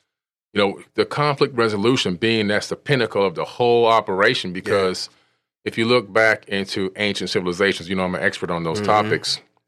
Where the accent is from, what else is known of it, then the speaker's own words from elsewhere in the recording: Opa-locka, Florida, United States; You know, I grew up in Opa-locka in Miami.